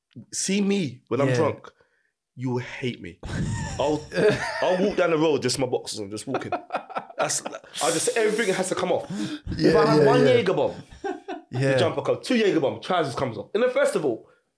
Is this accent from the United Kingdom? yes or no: yes; London, United Kingdom; moved away as an adult; now in Essex, United Kingdom; I was brought up in Barnsbury, Cali, Islington.